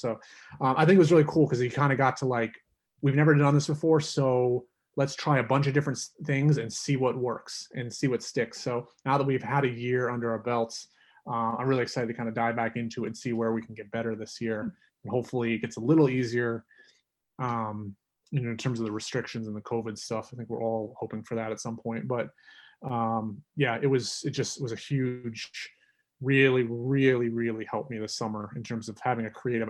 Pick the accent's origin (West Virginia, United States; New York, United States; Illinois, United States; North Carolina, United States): North Carolina, United States; growing up in North Carolina